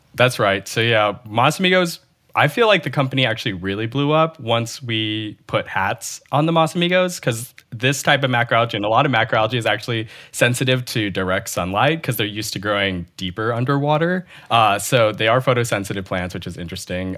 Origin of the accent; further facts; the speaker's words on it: Bay Area, California, United States; I'm not a transplant. I'm from the Bay Area